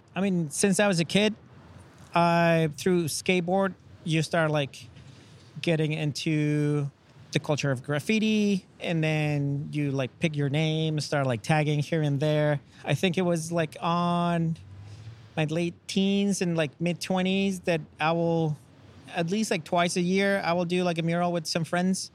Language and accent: English; Chile; English is a second language; now in United States; I'm original from Chile. I moved to the States uh, about nine years ago